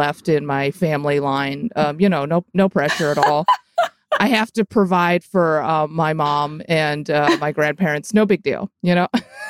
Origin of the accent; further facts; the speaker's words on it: Chicago, Illinois, United States; moved away as an adult; also born or lived in San Francisco / Berkeley; I grew up in Chicago or the suburbs, I guess.